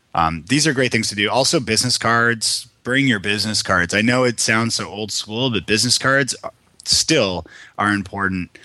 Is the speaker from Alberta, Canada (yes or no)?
no; Toronto, Ontario, Canada; moved away as an adult; now in Nashville, United States; I'm from Toronto originally.